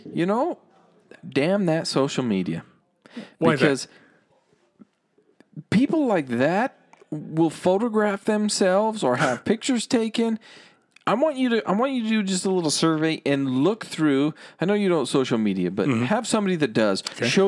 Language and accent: English; New Jersey, United States; Like, okay, I'm from East Coast, but I'm going to pretend that I'm West Coast.